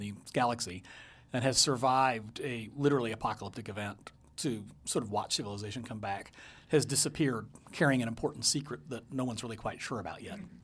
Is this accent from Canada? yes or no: no; Taiwan; now in Portland, United States; I was born in Taiwan. It's been all in my childhood there.